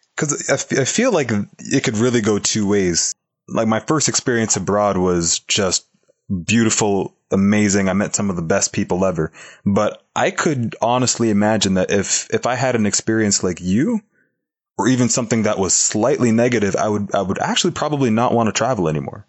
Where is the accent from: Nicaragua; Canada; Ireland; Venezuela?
Canada; Toronto, Ontario; my hometown of Toronto, Canada